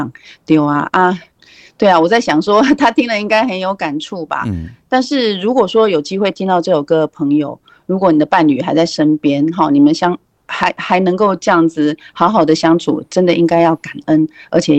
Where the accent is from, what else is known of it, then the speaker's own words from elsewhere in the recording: Taiwan; first language Taiwanese Hokkien; 我为什么要做台台语诶？都是因为我我的母语嘛。